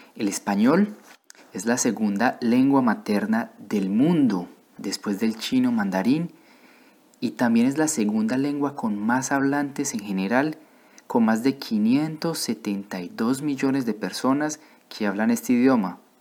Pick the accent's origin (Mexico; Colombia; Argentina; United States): Colombia; moved away as an adult; also born or lived in Bordeaux, France; now in France; vengo de Colombia, pero actualmente vivo en Francia